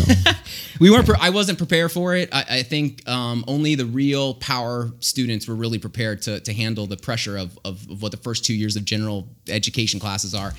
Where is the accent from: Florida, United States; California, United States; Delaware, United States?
Florida, United States; we're from Florida